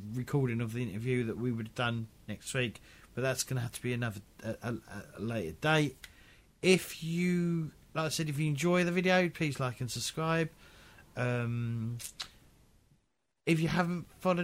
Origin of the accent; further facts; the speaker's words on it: United Kingdom; I'm British